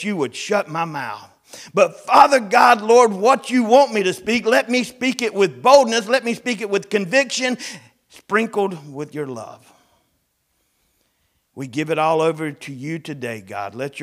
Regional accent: the South, United States; growing up in the South, I'm 53 years old

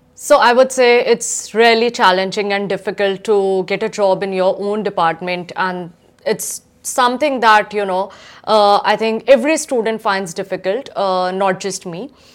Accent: Udaipur, Rajasthan, India; moved away as an adult; now in Adelaide, Australia; I come from Udaipur, Rajasthan, which is a small city in India.

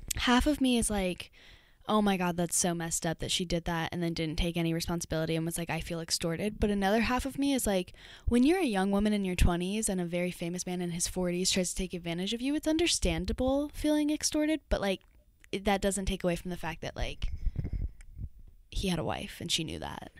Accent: Austin, Texas, United States; I'm from Austin

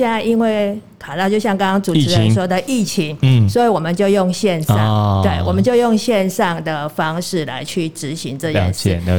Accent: Pingtung County, Taiwan; 我们屏东人

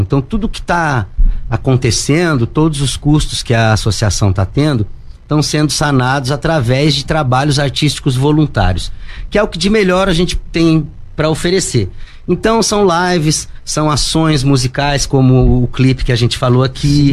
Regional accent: São José, Brazil; sou nascido aqui em São José, comecei na noite, no final da década de 80

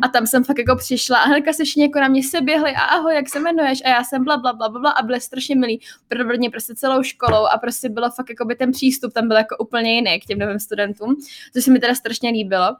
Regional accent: Czechia; accent: Czech; moved away; Mám prostě jako český přízvuk

